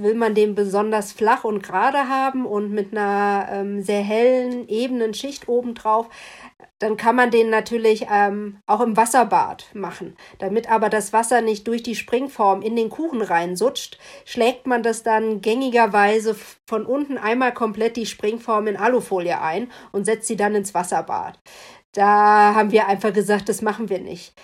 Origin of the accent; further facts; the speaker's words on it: West Germany, Germany; also born or lived in East Berlin; now in Berlin, Germany; lebe schon länger jetzt in Ostberlin, als ich im Westen gelebt habe